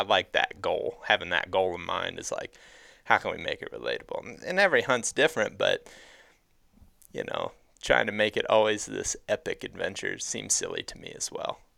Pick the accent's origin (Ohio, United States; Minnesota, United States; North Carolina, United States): Ohio, United States; I grew up in Ohio